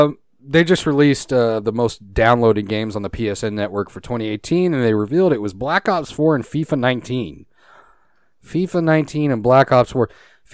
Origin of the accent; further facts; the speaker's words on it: Canada; No, I'm Canadian.